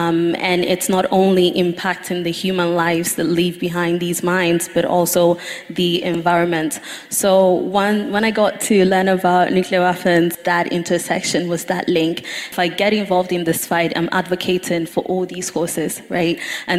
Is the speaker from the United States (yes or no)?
no; Ghana; I am originally from Ghana, and currently in my motherland